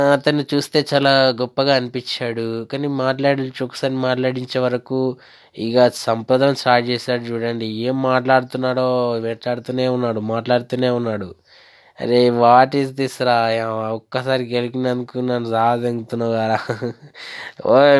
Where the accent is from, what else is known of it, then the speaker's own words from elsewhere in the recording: West Godavari district, Andhra Pradesh, India; నేను పశ్చిమ గోదావరి జిల్లా నుంచి వచ్చాను